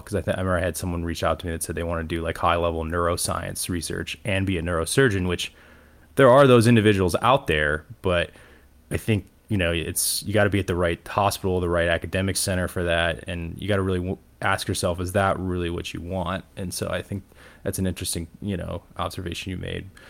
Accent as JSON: {"language": "English", "town": "Cleveland", "region": "Ohio", "country": "United States", "tie": "born or raised there", "also_born_or_lived": "Toledo, Ohio", "moved": "as an adult", "lives_now": "Atlanta, United States", "said": "I grew up in Cleveland, Ohio, in the suburbs"}